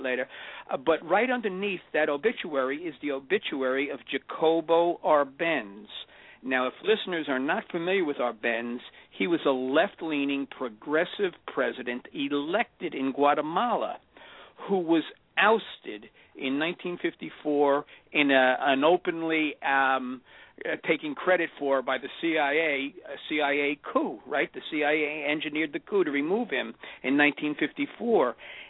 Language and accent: English; New York area, United States; I'm from New York area.